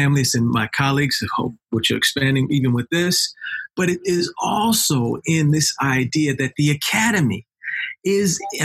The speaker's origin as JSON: {"language": "English", "town": "New York City", "region": "New York", "country": "United States", "said": "I'm a brother from Harlem, New York"}